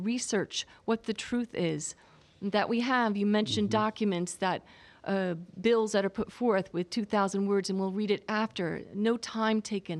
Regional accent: Barnegat, New Jersey, United States; I'm from Barnegat, New Jersey.

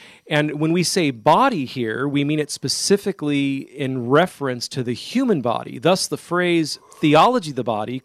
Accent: Modesto, California, United States; now in Kentucky, United States; in Modesto, California, my hometown

